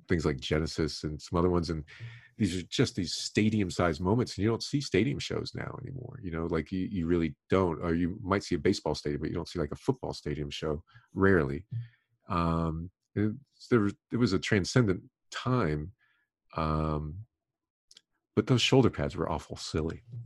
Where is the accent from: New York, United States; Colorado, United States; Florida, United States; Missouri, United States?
Florida, United States; Miami; I was growing up in Miami